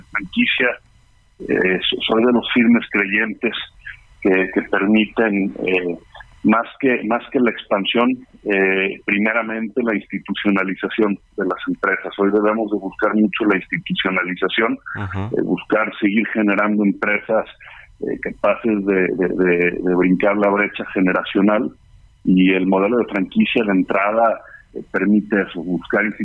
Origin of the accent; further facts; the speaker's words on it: Mexico; como, empresarios mexicanos